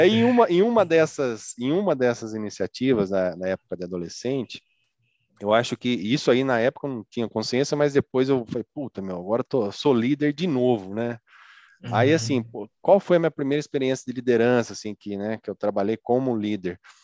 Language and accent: Portuguese; Araras, São Paulo, Brazil; nasci aqui em Araras, né, no interior de São Paulo